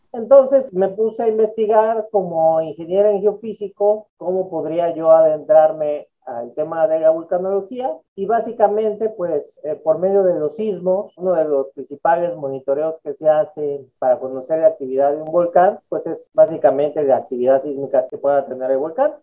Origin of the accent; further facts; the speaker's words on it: Mexico City, Mexico; Yo soy originario de la Ciudad de México